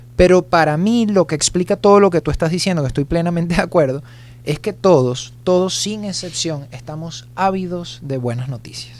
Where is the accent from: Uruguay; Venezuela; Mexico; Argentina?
Venezuela; a mí me gusta estar en mi país